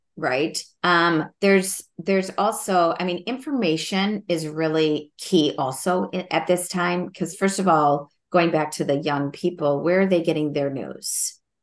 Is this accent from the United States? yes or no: yes; Minnesota, United States; as a Minnesotan, as a teacher